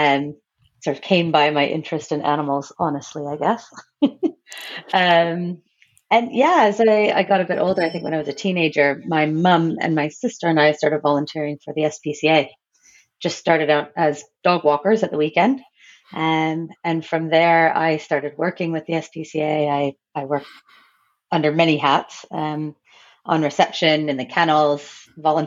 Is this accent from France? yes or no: no; Brantford, Ontario, Canada; moved away as an adult; also born or lived in north of England; now in England, United Kingdom; I grew up in a city called Brantford, Ontario, Canada